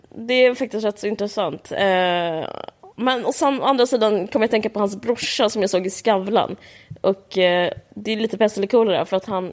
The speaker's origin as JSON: {"language": "Swedish", "country": "Sweden", "said": "vi som svenskar"}